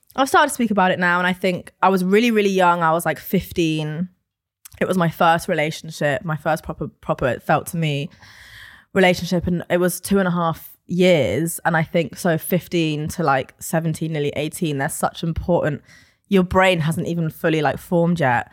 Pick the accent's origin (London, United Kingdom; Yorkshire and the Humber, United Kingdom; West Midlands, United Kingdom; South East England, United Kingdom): London, United Kingdom; I am born and raised in London